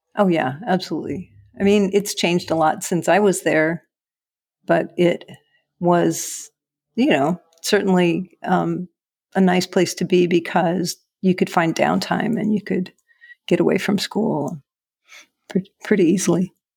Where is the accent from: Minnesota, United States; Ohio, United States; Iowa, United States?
Iowa, United States; Cedar Rapids; moved away; also born or lived in Meridian, Texas; I grew up in Cedar Rapids, Iowa.